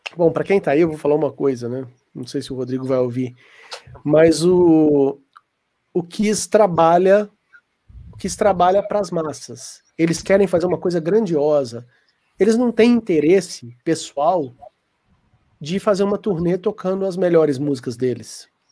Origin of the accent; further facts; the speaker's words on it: Brazil; Eu sou brasileiro, para justificar o inglês meio